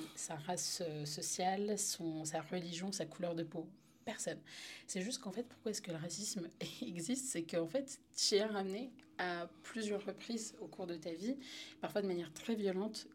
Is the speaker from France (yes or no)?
yes; Paris, Île-de-France, France; moved away as an adult; j'ai grandi à Paris, dans le 10e